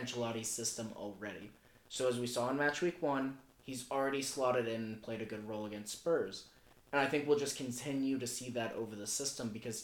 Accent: United States; We're American

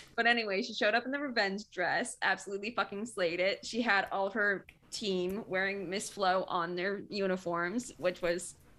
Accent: Michigan, United States; I'm from Michigan. Like, I'm used to the cold

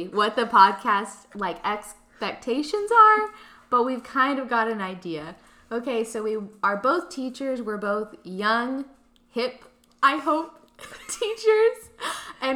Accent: Texas, United States; moved away as an adult; now in Oklahoma City, United States; I'm actually originally from Texas, but I moved to Oklahoma for school

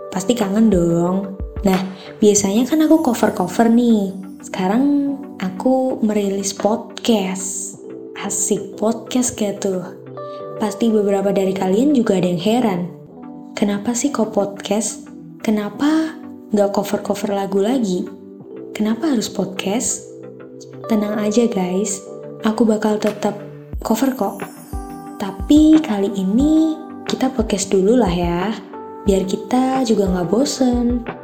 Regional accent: Magelang, Central Java, Indonesia; born there; Aku kelahiran Magelang 28 Maret 2004.

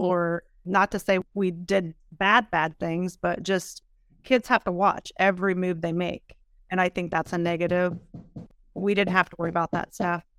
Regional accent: small town near Edison Community College, Ohio, United States; moved away as an adult; now in Columbus, United States; I played basketball at Edison for two years, which is a community college close to my hometown

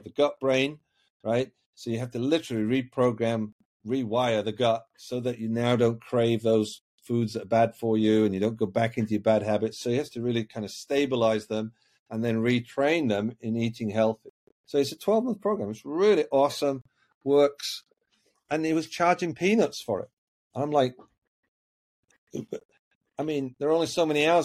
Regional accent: Yorkshire and the Humber, United Kingdom; I was brought up in Yorkshire, the north of England.

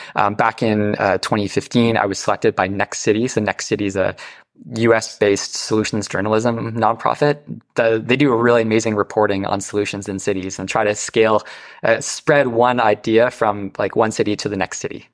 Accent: North Bay, Ontario, Canada; now in Toronto, Canada; I grew up in Northern Ontario in the North Bay area, small town, very rural life.

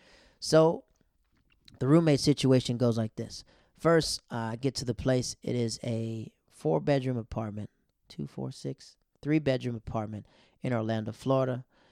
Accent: Yokota, Tokyo, Japan; also born or lived in Netherlands; I grew up in Yakota. Yakota is a place in Japan, and Afnorf was when I moved to the Netherlands.

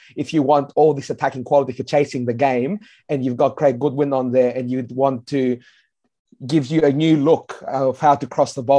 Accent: Adelaide, South Australia, Australia; We're South Australian, we're from Adelaide.

